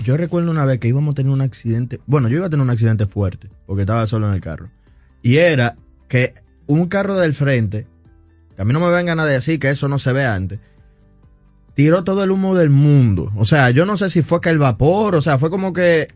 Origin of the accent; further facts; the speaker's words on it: Dominican Republic; also born or lived in London; nosotros nos gusta como dominicanos arreglar el carro donde se paró